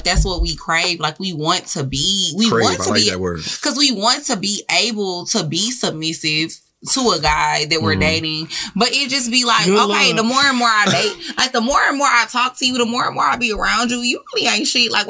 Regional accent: Louisiana, United States; I'm from Louisiana too, but I never heard of Vinton.

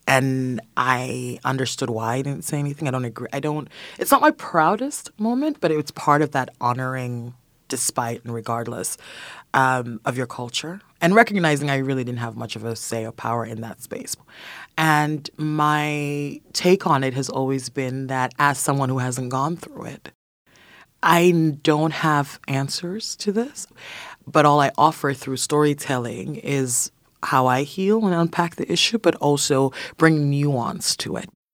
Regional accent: Sierra Leone; moved away; I decided to return to my home country of Sierra Leone. I was particularly excited to see my grandmother. She had raised me up until age three

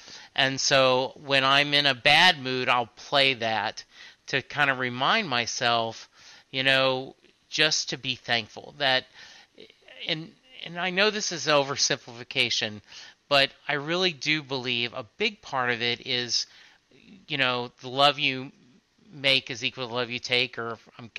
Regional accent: Dallas, Texas, United States; we're both from the Dallas area.

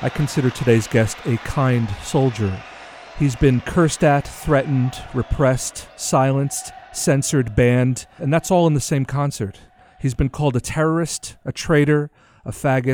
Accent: New York, United States; I'm from New York

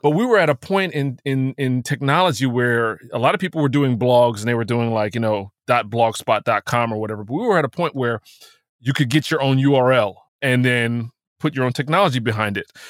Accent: New Jersey, United States; I'm from New Jersey

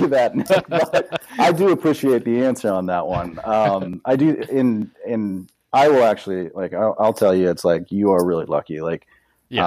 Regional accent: Kansas City, Missouri, United States; also born or lived in Colorado; I grew up in Kansas City, and uh, I grew up hunting. We, you know, here in the Missouri side

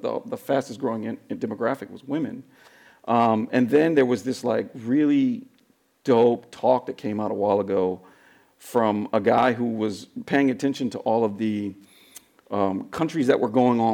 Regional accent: San Francisco, California, United States; I'm born and raised in San Francisco, right? I'm a third generation San Franciscan

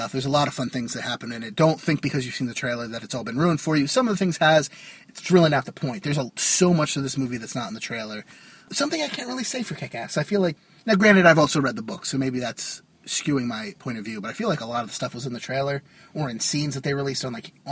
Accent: New Jersey, United States; from Jersey.

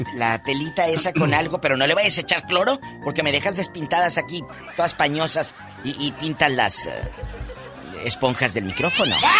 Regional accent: Matamoros, Tamaulipas, Mexico; en mi tierra, en Matamoros, Tamaulipas

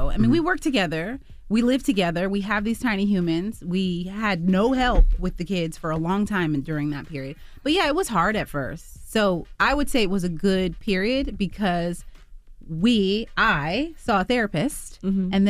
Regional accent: Texas, United States; He's from Philly, I'm from Texas, and there's a lot of things you can take from

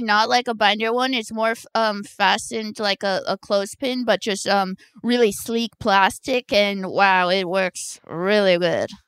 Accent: Orange County, California, United States; I am from Orange County

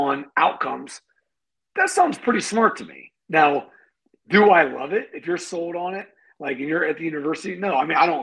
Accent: Canton, Ohio, United States; I grew up in Canton, Ohio, and I went to Glen Oak High School

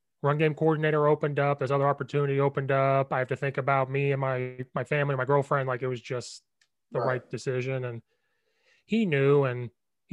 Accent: Southern Illinois, United States; moved away as an adult; I'm from Central Illinois, I'm from Southern Illinois.

